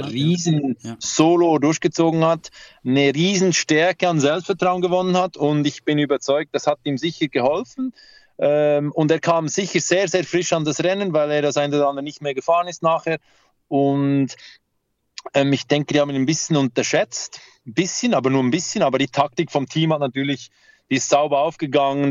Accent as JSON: {"language": "German", "country": "Switzerland", "said": "bei uns in der Schweiz"}